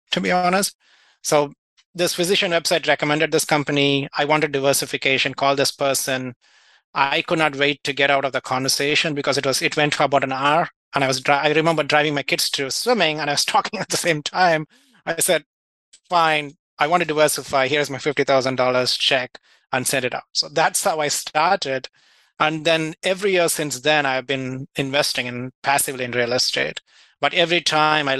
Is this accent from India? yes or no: yes; India; moved away as an adult; also born or lived in United Kingdom; now in Houston, United States; I actually was born and raised in India, then trained in UK, and then came to US for further training